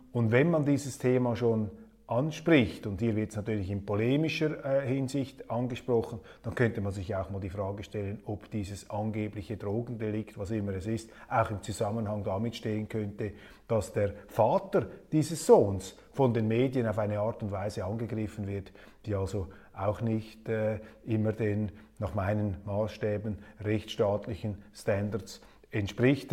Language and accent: German; Switzerland; als Schweizer